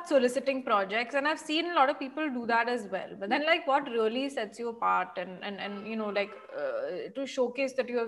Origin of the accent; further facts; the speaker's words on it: Mumbai, Maharashtra, India; I'm from Bombay.